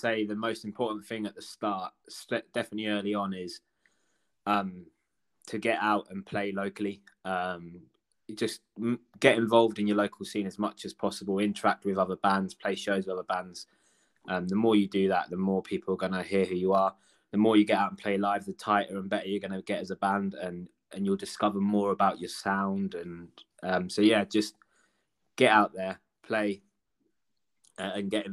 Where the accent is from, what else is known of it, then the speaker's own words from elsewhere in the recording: Cambridge, East of England, United Kingdom; we're from Cambridge, so in Cambridge we've got the Junction